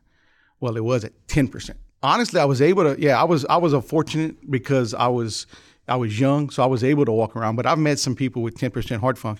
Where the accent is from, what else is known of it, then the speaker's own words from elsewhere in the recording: Youngsville, Louisiana, United States; Lafayette, Youngsville, Louisiana.